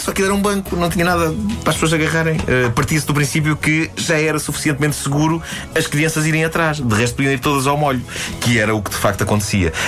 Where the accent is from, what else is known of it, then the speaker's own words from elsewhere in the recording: Lisbon, Portugal; a minha terra era precisamente Benfica